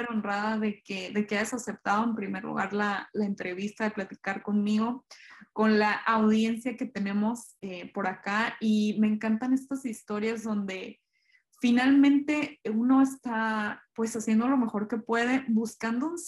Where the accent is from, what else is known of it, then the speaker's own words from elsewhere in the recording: Mexico; Eso, esa, esa parte sí está muy parecida y como que a veces nos tiende como mexicanos a desesperar porque pues uno en el trabajo tuteas al jefe